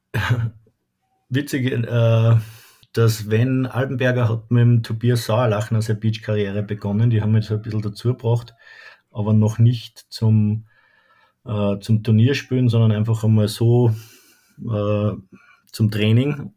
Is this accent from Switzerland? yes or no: no; Haag am Hausruck, Upper Austria, Austria; also born or lived in Lonsburg; gebürtig in Haag Hausock und wohne jetzt im schönen Lonsburg